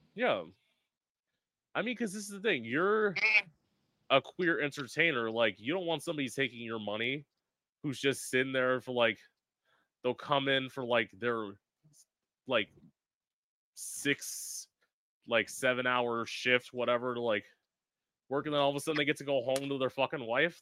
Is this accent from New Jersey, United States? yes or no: no; South Florida, United States; also born or lived in Orlando; I'm originally from South Florida. I live about an hour north of West Palm Beach